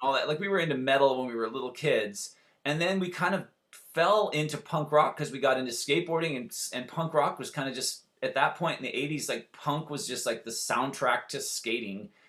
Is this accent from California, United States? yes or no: yes; Santa Barbara, California, United States; We grew up in Santa Barbara